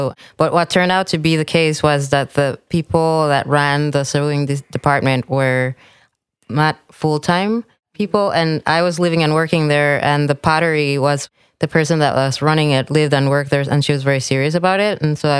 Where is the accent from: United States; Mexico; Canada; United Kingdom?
Mexico; Mexico City; Yeah, Mexico City. And all my mom's part of the family is from Mexico City. And then my dad's from Maryland.